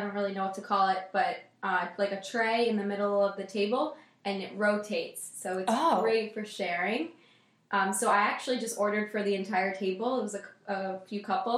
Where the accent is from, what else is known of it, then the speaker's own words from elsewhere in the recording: Baltimore, Maryland, United States; now in Orlando, United States; I'm originally from Baltimore, Maryland.